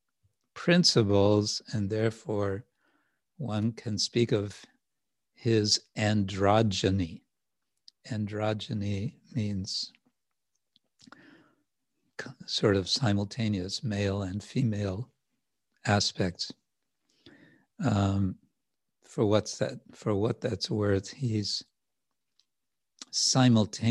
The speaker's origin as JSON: {"language": "English", "area": "the Wild West", "region": "Western United States", "country": "United States", "tie": "born or raised there", "said": "where I grew up in the Wild West"}